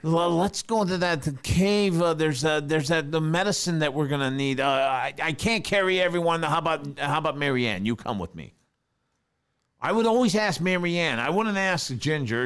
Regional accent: New York, United States; moved away; growing up in New York

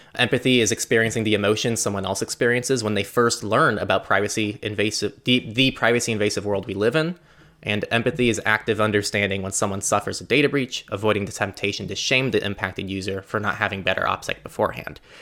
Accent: United States; in the U S, as an American

